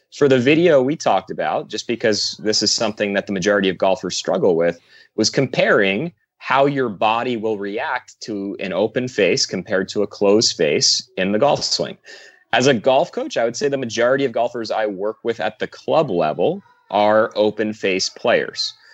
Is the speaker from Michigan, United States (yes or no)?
no; New Jersey, United States; I played pretty much every sport underneath the sun growing up in New Jersey.